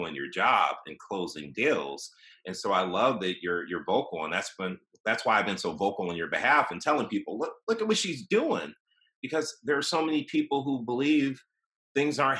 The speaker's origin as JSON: {"language": "English", "town": "Cleveland", "region": "Ohio", "country": "United States", "tie": "born or raised there", "also_born_or_lived": "Austin", "moved": "yes", "said": "growing up in Cleveland, Ohio, after my parents got divorced, we moved in with my grandfather"}